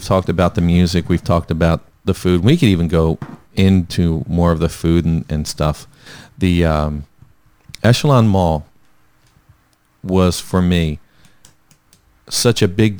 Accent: New Jersey, United States; we're from the area. We're from South Jersey.

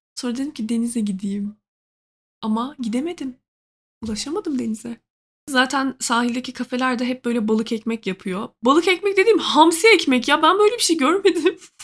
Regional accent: Trabzon, Turkey; now in Ankara, Turkey

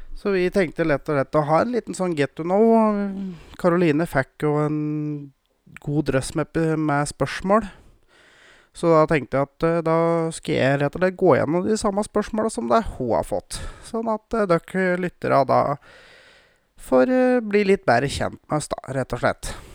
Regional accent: Gausdal, Innlandet, Norway; also born or lived in Moelv, Hedmarken; now in Råholt, Norway; Jeg kommer jo opprinnelig fra Gausdal

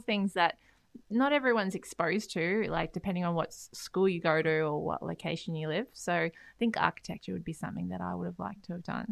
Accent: Beenleigh, Queensland, Australia; also born or lived in Canada; Grew up in Beenleigh, um, went to s-, uni at Griffith

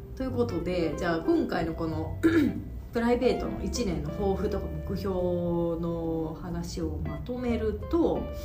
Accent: Yamanashi, Japan; now in Tokyo, Japan; 私も藤本さんも地元が山梨隣

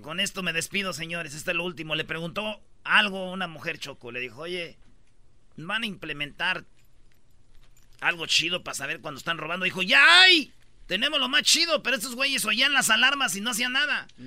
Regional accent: Jiquilpan, Michoacán, Mexico; moved away; also born or lived in La Jara; yo nací en Jiquilpa, viví mucho tiempo en Jiquilpa, pero también viví en La Jara y orgullosamente de mi ranchito.

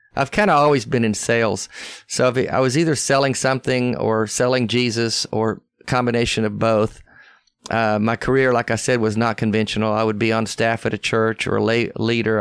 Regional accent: Arkansas, United States; accent: Southern; moved away; also born or lived in West Texas / Tennessee; I was raised there my whole life as a young, young man. I mean, I went to school there. I only, I only lived in West Texas a couple of years, but the rest of my time was Arkansas and Tennessee, so I've always been in the South, you can tell by my accent

